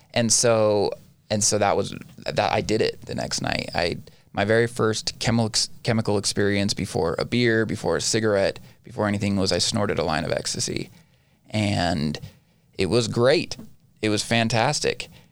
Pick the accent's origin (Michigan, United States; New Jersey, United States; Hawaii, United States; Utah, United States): Utah, United States; Ivins; also born or lived in Orem, Utah; I am from the Southern Utah area, born and raised.